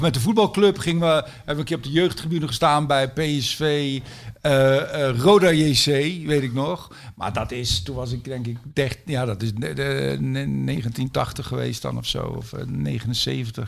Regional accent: Zijtaart, North Brabant, Netherlands; also born or lived in Oegstgeest, South Holland; Ik ben geboren in Oesgeest in Zuid-Holland. Oh, ja. En toen kwam ik, toen ik ja, eh, op de lagere school, eerste klas lagere school, nee, tweede klas lagere school, zo, toen kwam ik in Zijtaart, klein dorpje

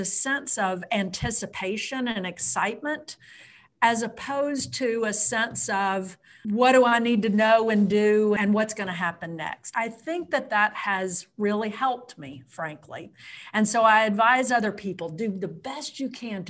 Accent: Nashville, Tennessee, United States; moved away; also born or lived in Virginia; I was raised in Nashville

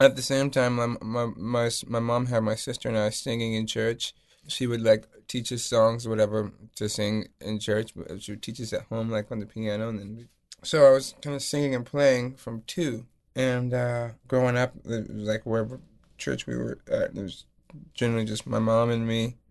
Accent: North Carolina, United States; also born or lived in Lisbon, Portugal; I grew up in North Carolina.

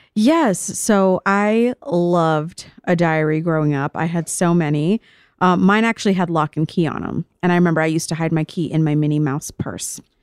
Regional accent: Vero Beach, Florida, United States; I grew up in Florida, in Vero Beach, Florida, trash white town, chubby brown girl

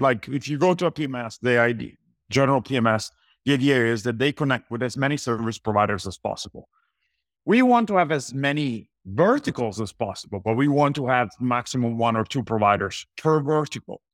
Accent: Italy; moved away as an adult; also born or lived in Los Angeles, United States; I was born and raised in Italy.

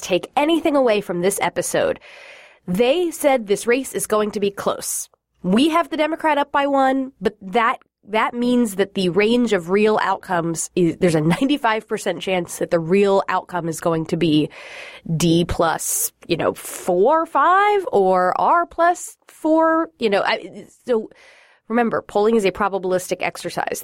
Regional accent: Florida, United States; moved away; Florida's my home state

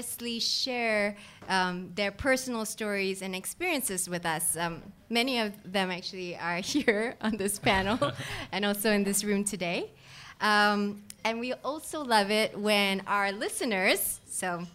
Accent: Singapore; I grew up in Singapore

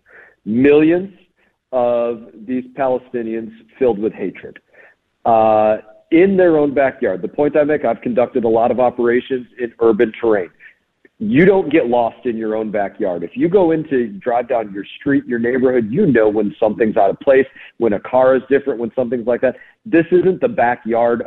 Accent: Florida, United States; I'm from Florida.

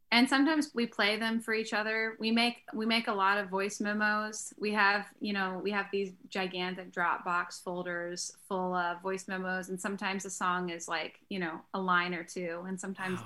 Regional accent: Greensboro, North Carolina, United States; I'm from North Carolina

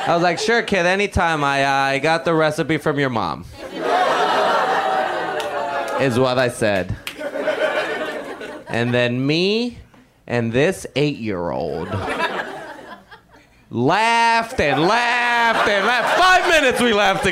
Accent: Puerto Rico; when I was 13, growing up in Puerto Rico

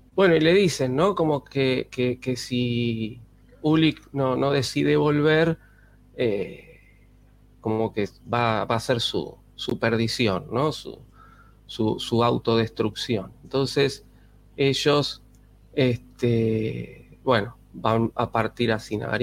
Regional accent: Buenos Aires, Argentina; los que vivimos acá nos dicen porteños

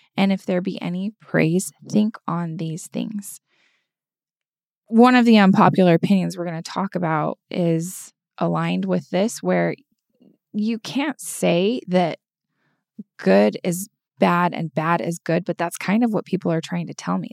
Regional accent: United States; now in Southern California, United States; I did grow up in a much more conservative area of the United States of America

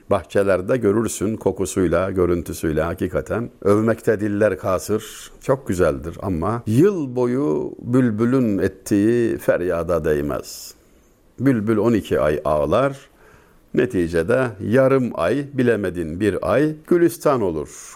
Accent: Denizli, Turkey; Ben Denizli'liyim. Bizim oranın yatağın kasabası.

